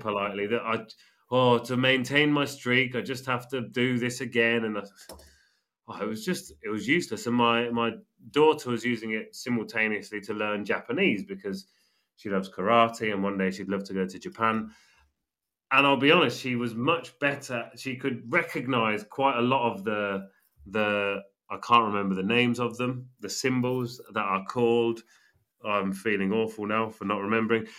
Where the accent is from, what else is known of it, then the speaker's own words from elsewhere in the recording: England, United Kingdom; now in Spain; I'm English and she's living in Spain